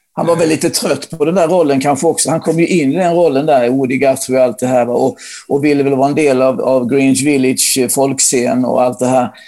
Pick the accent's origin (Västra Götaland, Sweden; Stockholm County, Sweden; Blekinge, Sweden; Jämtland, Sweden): Blekinge, Sweden; Ronneby; där jag bodde då, där jag växte upp i Ronneby